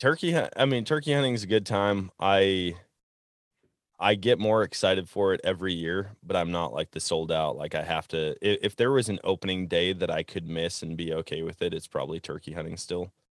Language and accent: English; Wisconsin, United States; growing up in Wisconsin, it seemed like everybody had kind of the same strategy